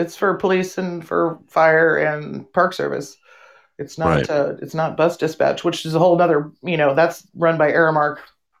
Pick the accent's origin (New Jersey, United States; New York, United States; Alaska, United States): Alaska, United States; having been born and raised in Alaska